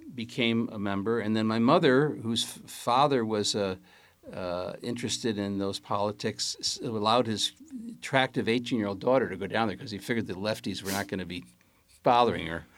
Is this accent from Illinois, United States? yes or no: yes; Chicago, Illinois, United States; I was born at Bethany Hospital on the west side of Chicago